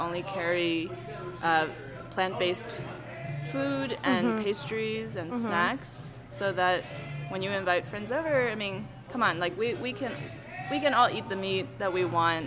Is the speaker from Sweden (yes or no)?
no; New York City, New York, United States; moved away as an adult; also born or lived in China / Durham, North Carolina / Tokyo, Japan; now in El Paso, United States; I'm Chinese. I was born in China, and then I went to New York City when I was 8.5.